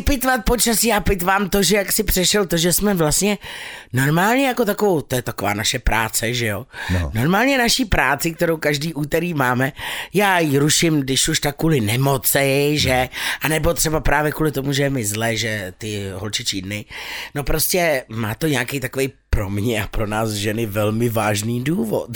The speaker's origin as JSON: {"language": "Czech", "country": "Czechia"}